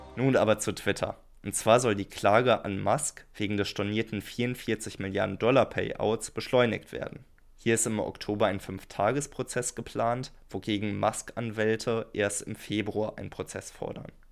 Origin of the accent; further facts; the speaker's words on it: Germany; Für uns als Deutsche